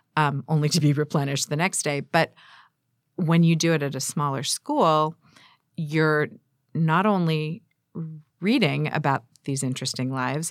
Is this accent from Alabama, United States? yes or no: no; San Diego, California, United States; also born or lived in Glendale, California; now in Pasadena, United States; I grew up in San Diego